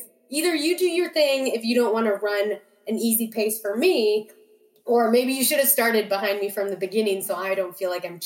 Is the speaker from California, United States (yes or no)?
no; Minnesota, United States; moved away; also born or lived in Duluth, Minnesota; so I grew up in Minnesota, like Duluth is where I went to college, where I consider home. And this Superior Hiking Trail starts in actually just outside of my high school hometown in Podunk. You know, it's just outside of Carlton, Minnesota